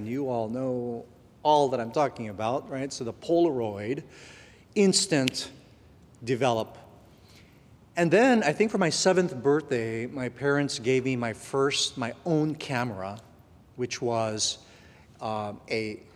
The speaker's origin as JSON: {"language": "English", "country": "Guam", "tie": "born or raised there", "moved": "yes", "said": "I was born in Guam, and my parents had me when they were teenagers"}